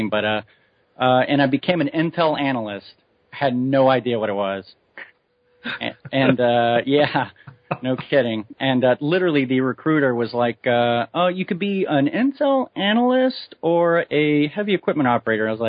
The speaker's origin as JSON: {"language": "English", "region": "Hawaii", "country": "United States", "tie": "born there", "also_born_or_lived": "all over the US", "said": "I come from a, a Marine Corps family. Uh, I've lived all over the country. I was born in Hawaii."}